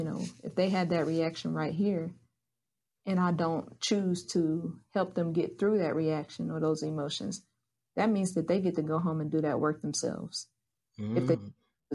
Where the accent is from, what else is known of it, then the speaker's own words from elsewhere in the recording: Asheville, North Carolina, United States; I am born and raised in Asheville, North Carolina.